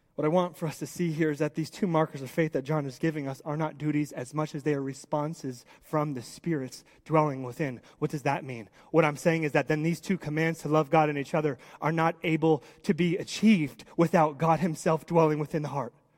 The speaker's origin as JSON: {"language": "English", "country": "United States", "said": "I love being an American"}